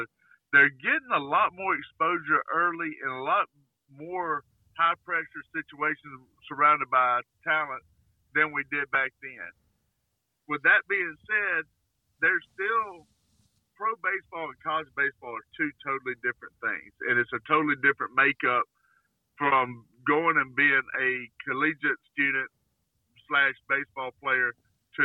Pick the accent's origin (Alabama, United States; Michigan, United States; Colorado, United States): Alabama, United States; born or raised there